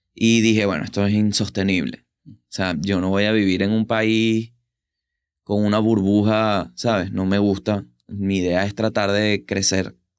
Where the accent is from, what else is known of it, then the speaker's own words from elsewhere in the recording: Venezuela; now in Buenos Aires, Argentina; soy de Venezuela